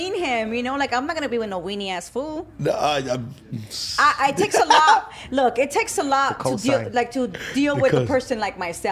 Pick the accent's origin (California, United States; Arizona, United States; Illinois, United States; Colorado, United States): California, United States; Los Angeles; I grew up in Northeast